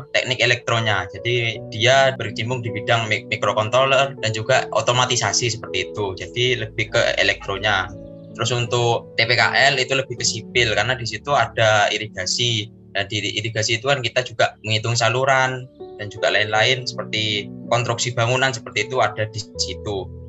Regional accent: Situbondo, East Java, Indonesia; Asal saya dari Situ Bondo, dan saya merupakan angkatan mahasiswa tahun 2018.

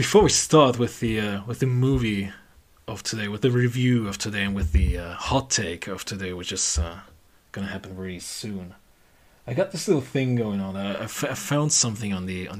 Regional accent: Germany; we're from Germany.

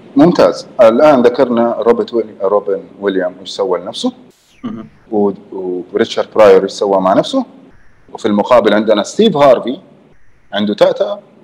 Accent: Jeddah, Makkah Province, Saudi Arabia; also born or lived in Canada; انا من جده

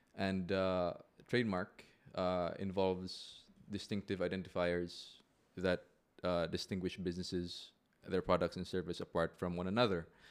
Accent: Philippines; also born or lived in Manila / Makati; now in Cebu, Philippines; I am a Filipino lawyer.

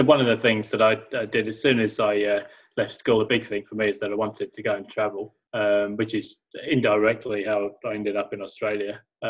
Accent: Sheffield, Yorkshire and the Humber, United Kingdom; So as you can hear, I grew up in England, and in a place called Sheffield that was pretty depressed sort of a place back then

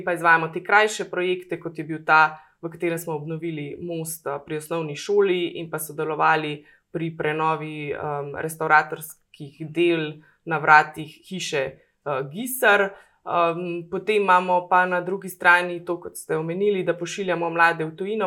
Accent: Logatec, Inner Carniola–Karst, Slovenia; moved away as an adult; now in Idrija, Slovenia; prihajam iz Logaca, eh, pa počasi eh, lahko mogoče že rečem, da ponosno postajam tudi idrka.

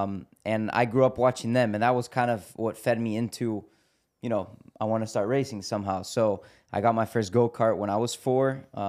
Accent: Miami, Florida, United States; Yeah. No, so we were born in Miami. Okay. But obviously, our family, you know, they're from Brazil. And we grew up in Miami.

